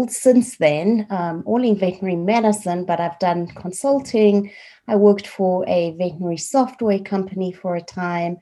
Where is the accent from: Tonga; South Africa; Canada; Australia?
South Africa; moved away as an adult; also born or lived in Colorado, United States / Prescott, Arizona, United States; now in United States; I am originally from South Africa